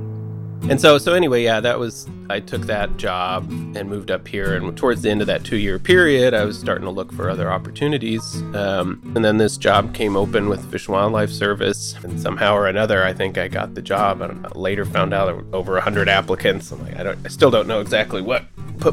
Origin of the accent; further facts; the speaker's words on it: California, United States; now in Anchorage, United States; I grew up in California